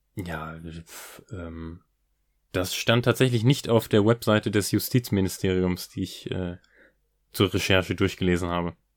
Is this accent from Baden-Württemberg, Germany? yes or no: no; Hanover, Lower Saxony, Germany; sagen wir in Hannover